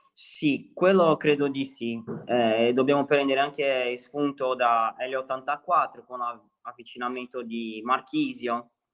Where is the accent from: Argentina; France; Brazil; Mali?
Brazil; Santos, São Paulo; Italian is a second language; moved away as an adult; now in Sardinia, Italy; assomiglia molto al mio paese, qua il mare, io sono di Santos